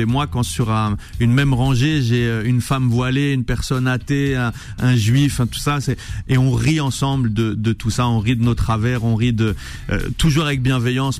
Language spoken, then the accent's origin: French; Saint-Étienne, Auvergne-Rhône-Alpes, France; moved away; also born or lived in Valence / Lausanne, Switzerland; une fois que j'ai quitté Saint-Etienne, je suis d'abord effectivement passé par un conservatoire à Valence